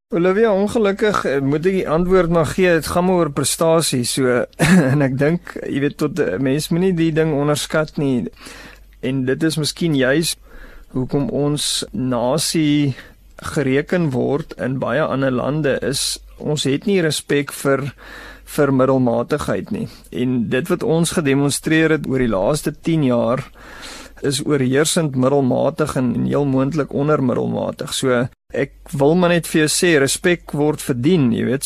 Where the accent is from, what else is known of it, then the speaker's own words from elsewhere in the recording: South Africa; as Suid-Afrikaners